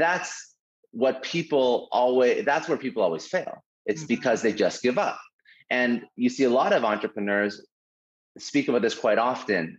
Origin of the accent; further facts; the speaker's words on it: Toronto, Ontario, Canada; I'm originally from Toronto